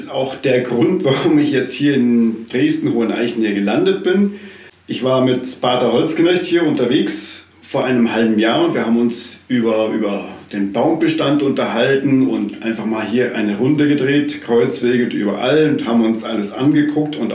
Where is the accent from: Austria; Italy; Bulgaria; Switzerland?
Italy; South Tyrol; now in Berlin, Germany; bin gebürtiger Südtiroler, bin Baumpfleger und gestrandet in Berlin, wo ich momentan lebe und arbeite.